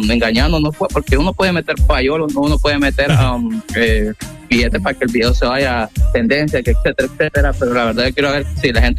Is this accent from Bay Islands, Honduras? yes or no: yes; Roatán, Bay Islands, Honduras; yo soy de Roatán